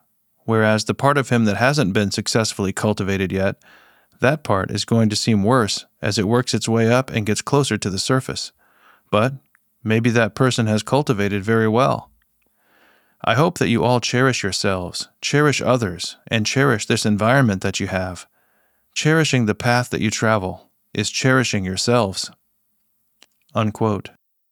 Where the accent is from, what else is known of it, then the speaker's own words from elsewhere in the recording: China; When I reflected on this behavior, I realized that because I'm from China, I brought a lot of bad habits and notions with me.